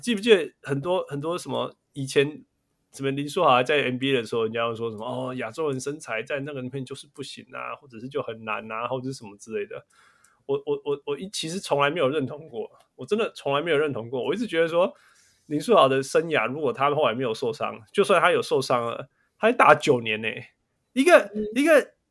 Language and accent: Chinese; Taiwan; now in United States; 身为台湾人